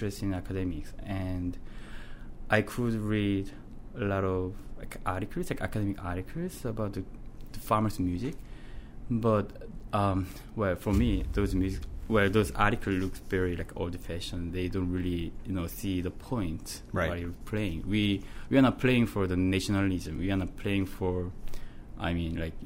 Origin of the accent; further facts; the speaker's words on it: Suwon, Gyeonggi Province, South Korea; English is a second language; moved away as an adult; now in Newfoundland, Canada; I'm growing up in a city named Suwon. Suwon is a city near Seoul